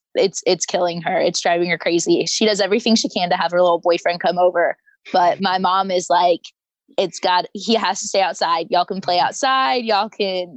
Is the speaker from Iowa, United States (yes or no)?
yes; Sioux City, Iowa, United States; moved away as an adult; I'm from Sioux City, Iowa